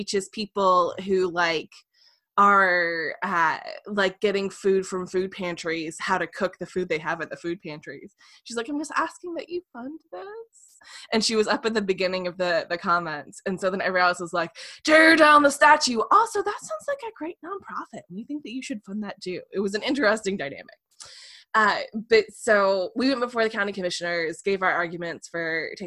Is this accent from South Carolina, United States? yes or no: no; North Carolina, United States; moved away; I'm used to being a Southerner who's in the North